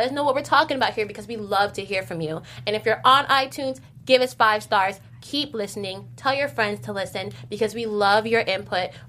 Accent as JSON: {"language": "English", "region": "New Jersey", "country": "United States", "said": "I'm from New Jersey"}